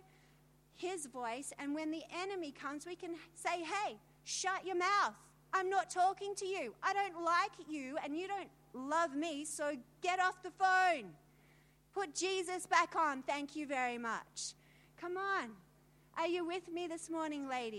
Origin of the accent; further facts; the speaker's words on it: Australia; I'm from Australia